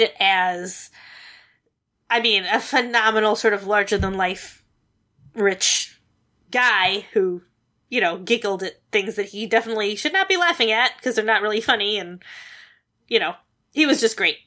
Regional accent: United States; as an American

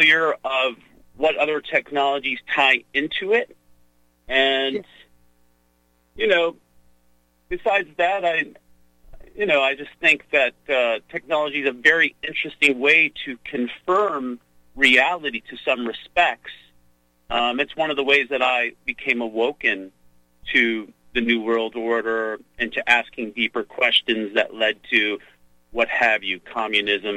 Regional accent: Oakland County, outside Detroit, Michigan, United States; where I grew up outside of Detroit in Oakland County.

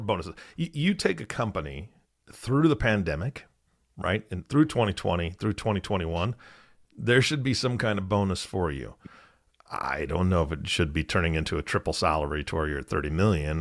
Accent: Washington, United States; I grew up in Washington State

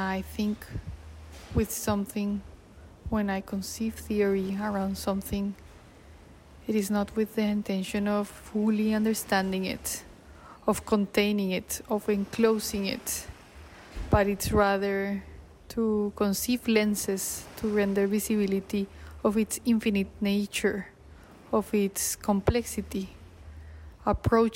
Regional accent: Bogotá, Bogotá Capital District, Colombia; moved away; my hometown, Bogotá.

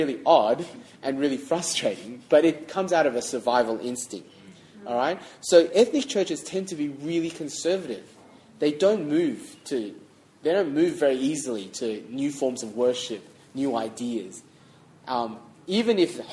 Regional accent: Australia; I'm a 1.5er, otherwise sometimes known as ARCs, Australian-raised Chinese

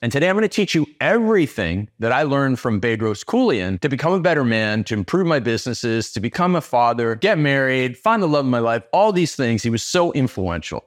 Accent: Canada; I started out as Canadian cold

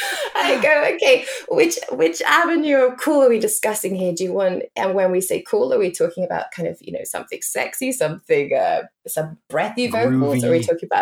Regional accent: England, United Kingdom; as we say in England

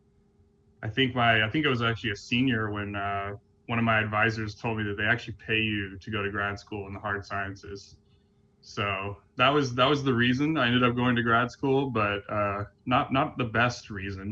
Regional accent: Durham, North Carolina, United States; moved away as an adult; also born or lived in Copenhagen, Denmark; now in New York City, United States; I grew up in Durham, North Carolina, which is kind of one of the oases of the South

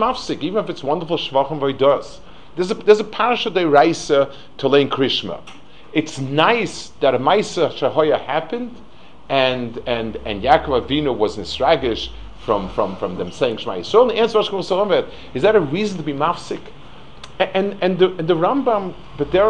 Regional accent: New York City, New York, United States; I grew up in Lower East Side, and Rav Altuski was my Rebbe in 8th grade

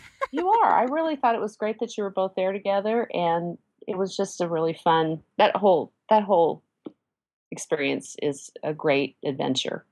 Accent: Midwest, United States; also born or lived in South Texas; now in Texas, United States; I grew up in the Midwest and I am now in South Texas

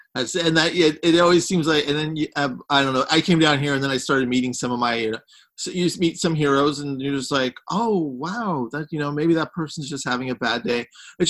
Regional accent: San Francisco, California, United States; now in Los Angeles, United States; growing up in San Francisco, it's just like Los Angeles, just was like the greatest place to ever grow up, you know.

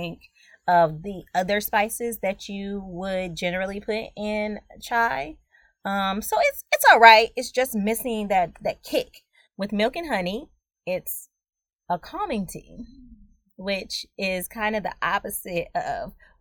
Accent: United States; I'm just a regular old Black American

